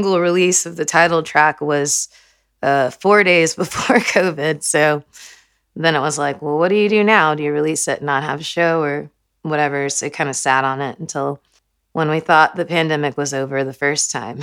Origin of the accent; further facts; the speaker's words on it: Houston, Texas, United States; moved away as an adult; now in Austin, United States; I was born in Houston, and I moved here